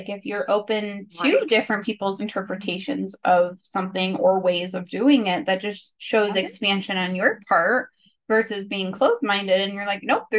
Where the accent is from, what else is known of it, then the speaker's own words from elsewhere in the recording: California, United States; is it an Arizona thing? Because I grew up in California.